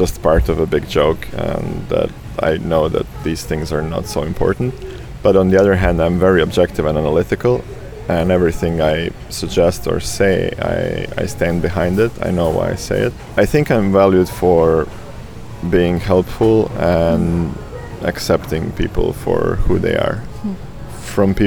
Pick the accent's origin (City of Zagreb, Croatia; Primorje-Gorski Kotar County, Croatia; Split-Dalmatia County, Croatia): Primorje-Gorski Kotar County, Croatia; Rijeka; Croatia is my home. Rijeka in North Adriatic is where I grew up and where I constantly return